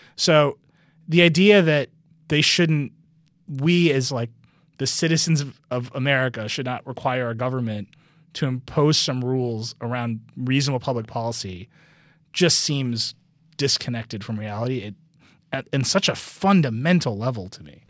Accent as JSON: {"language": "English", "region": "Wisconsin", "country": "United States", "tie": "born or raised there", "moved": "yes", "said": "Wisconsin, my home state"}